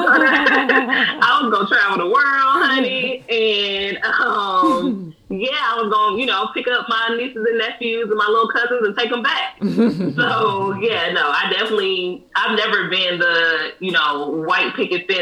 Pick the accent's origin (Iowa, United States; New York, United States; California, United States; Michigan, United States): California, United States; the Bay Area; now in East Coast, United States; I'm from California, the Bay Area